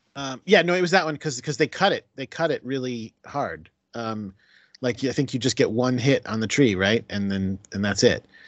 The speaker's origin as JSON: {"language": "English", "region": "Connecticut", "country": "United States", "tie": "born or raised there", "also_born_or_lived": "Binghamton, New York", "moved": "as an adult", "lives_now": "New York City, United States", "said": "I was raised, uh, born and raised in Connecticut"}